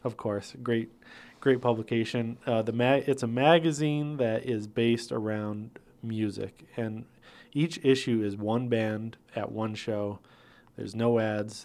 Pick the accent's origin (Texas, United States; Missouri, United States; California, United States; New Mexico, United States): New Mexico, United States; Placitas; also born or lived in Albuquerque, New Mexico / northern Minnesota; I grew up in Placitas, New Mexico